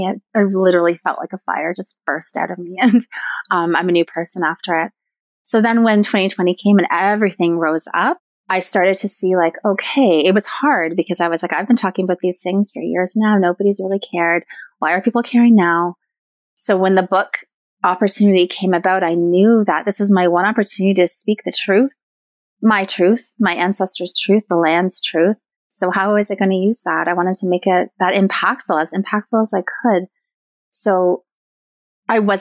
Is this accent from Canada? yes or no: yes; Newmarket, Ontario, Canada; also born or lived in Cape Croker First Nation; I was raised in Newmarket, Ontario